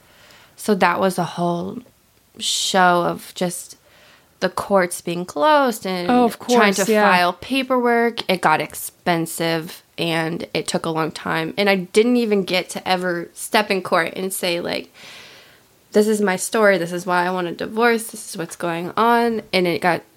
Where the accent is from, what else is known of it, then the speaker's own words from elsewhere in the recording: Midwest, United States; I grew up with here in the Midwest